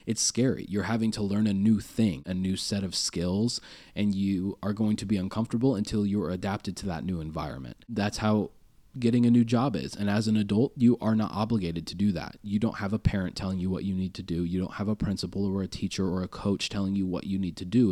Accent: Kearney, United States; I grew up in Kearney

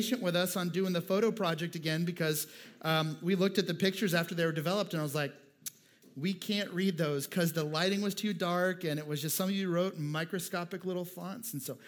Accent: Montgomery, Alabama, United States; also born or lived in Minnesota; I moved in third grade from Minnesota to Alabama. And so there was a wildly different culture.

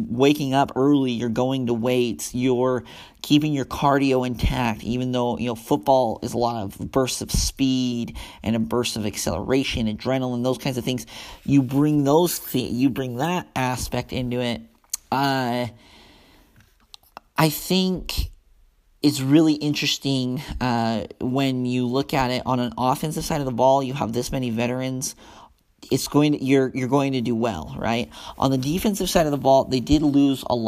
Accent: Ogden, Utah, United States; I grew up in Ogden, so I was around Weber State, and I'm down here around SUU

